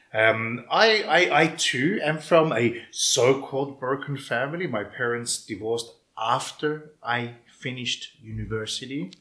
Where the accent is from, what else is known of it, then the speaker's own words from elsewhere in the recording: Melbourne, Victoria, Australia; accent: Melbourneian ethnic accent; moved away as an adult; now in Cyprus; I grew up in Melbourne